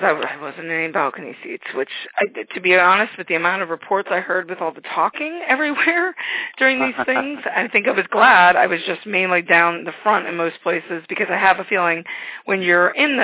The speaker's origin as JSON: {"language": "English", "town": "St. Louis", "region": "Missouri", "country": "United States", "said": "I'm from St. Louis"}